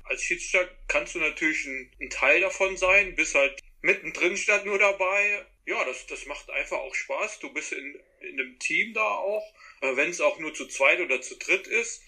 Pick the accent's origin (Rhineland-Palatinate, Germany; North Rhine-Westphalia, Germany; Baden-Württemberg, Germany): Rhineland-Palatinate, Germany; Trier; bei uns in Trier, da ist man zu den Spielen gegangen und dann natürlich auch anschließend irgendwann in den Verein gekommen